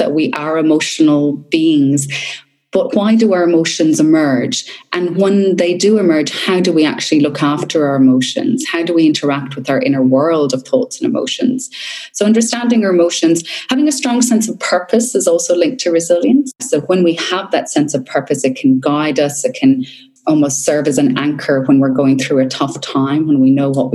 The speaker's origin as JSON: {"language": "English", "country": "Ireland", "tie": "born or raised there", "moved": "yes", "lives_now": "Australia", "said": "where I grew up in Ireland, you know, I grew up in the country"}